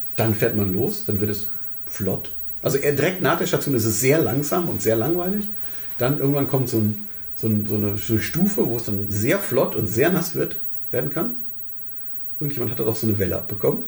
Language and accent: German; Germany; wir als Deutsche